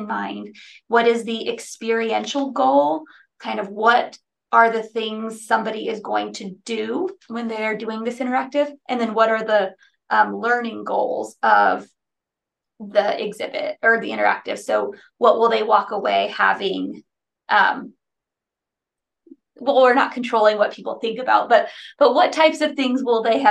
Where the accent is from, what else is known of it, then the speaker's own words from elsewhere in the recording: United States; also born or lived in Texas / New Mexico / North Carolina; now in Austin, United States; I'm from Texas and New Mexico and all my family's here.